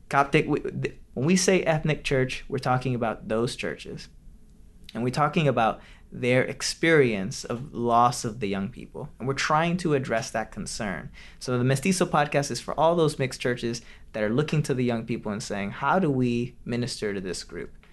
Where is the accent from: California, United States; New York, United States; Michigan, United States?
Michigan, United States; Detroit; born or raised there; moved away; also born or lived in Orlando